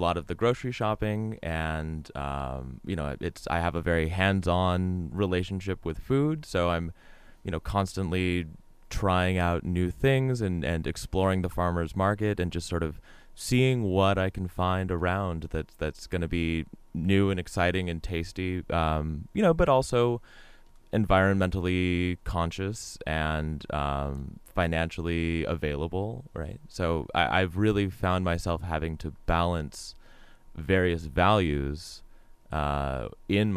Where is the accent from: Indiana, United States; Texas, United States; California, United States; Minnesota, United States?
California, United States; Long Beach; I come from Long Beach Unified, that was where I got my primary education, my pre-college education